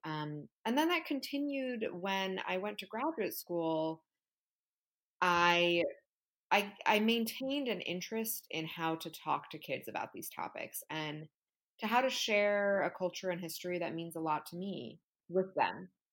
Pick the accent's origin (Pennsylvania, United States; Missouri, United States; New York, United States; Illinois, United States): New York, United States; New York City; I am from New York City. I write books for children that focus on the contemporary Latino experience in the United States and also about Latin American history. Um, I was raised in a bilingual Cuban American household here in New York.